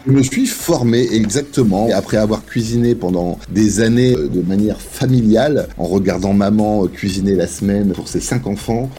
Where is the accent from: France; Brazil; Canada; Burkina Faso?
France; Beaurevoir, Hauts-de-France; moved away; also born or lived in Saint-Quentin; Je suis né à Saint-Quentin, dans la même ville que Sébastien Coé